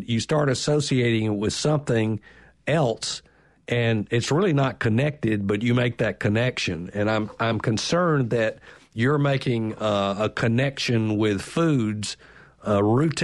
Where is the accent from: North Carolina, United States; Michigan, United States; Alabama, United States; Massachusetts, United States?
Alabama, United States; Birmingham; I grew up in Birmingham, a lesser place